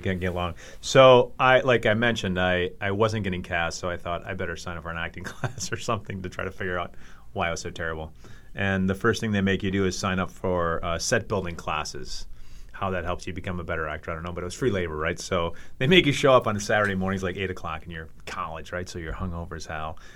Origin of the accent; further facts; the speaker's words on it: Hopkins, Minnesota, United States; also born or lived in Los Angeles; I grew up in Hopkins